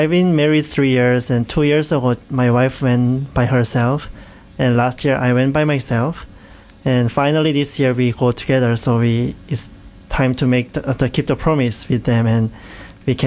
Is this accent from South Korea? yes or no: yes; Changwon, South Gyeongsang, South Korea; English is a second language; moved away as an adult; now in Canada; my hometown, Changwon, near Busan, very south